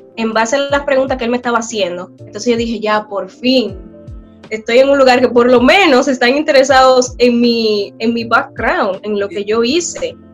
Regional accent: Bonao, Monseñor Nouel, Dominican Republic; moved away as an adult; now in South Korea; Soy oriunda de Bonao, República Dominicana

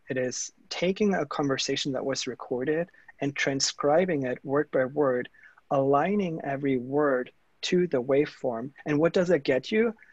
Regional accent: Germany; accent: German; English is a second language; moved away; you guys might hear from my accent and you know giving it all away like uh, i am that german engineer that I grew up in germany in small town

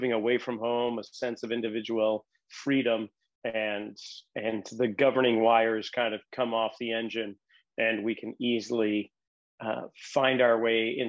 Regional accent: Boston, Massachusetts, United States; moved away; growing up in the Irish Roman Catholic suburbs of Boston

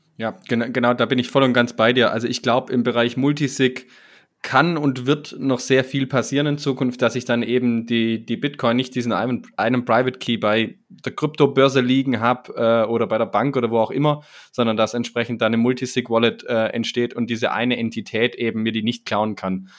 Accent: Swabia, Germany; mir als Schwabe

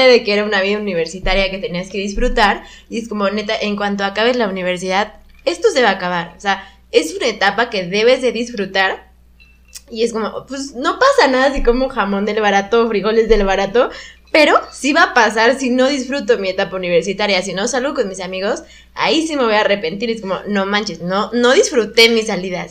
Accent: Querétaro, Mexico; moved away as an adult; also born or lived in Mexico City / Guanajuato; soy de Ciudad de México, pero crecí en Querétaro, pero estudié en Guanajuato

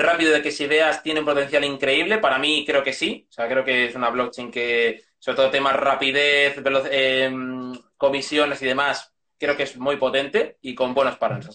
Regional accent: Segovia, Castile and León, Spain; moved away; also born or lived in Madrid; soy de Segovia, pero llevaba 10 años viviendo en Madrid por estudios

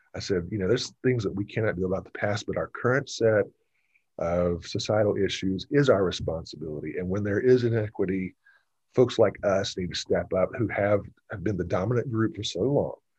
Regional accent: Gwinnett County, Georgia, United States; I grew up in Gwinnett County. I went to Parkview High School, graduated in 1984

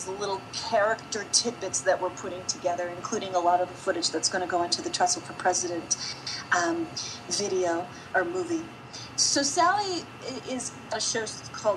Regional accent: Wisconsin, United States; also born or lived in New York / Milwaukee; I'm from Wisconsin

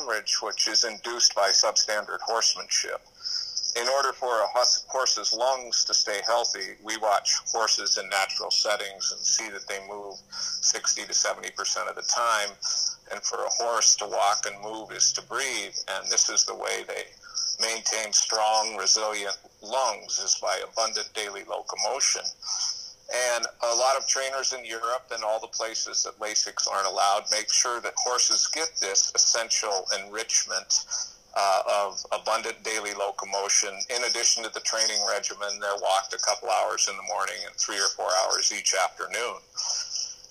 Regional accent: Montana, United States; When I was young, I was raised in Montana.

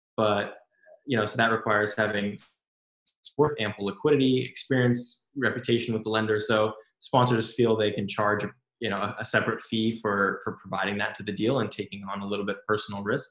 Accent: Silicon Valley, California, United States; growing up in Silicon Valley

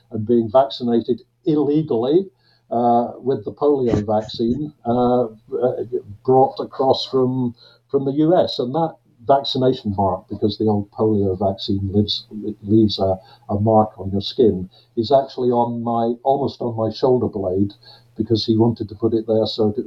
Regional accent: Glasgow, Scotland, United Kingdom; because I was born and I've spent nearly my entire life uh, in Glasgow, uh, and I know I don't sound like it.

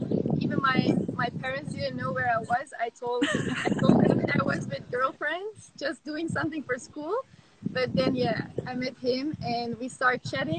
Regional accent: Flanders, Belgium; moved away as an adult; we are both from Belgium.

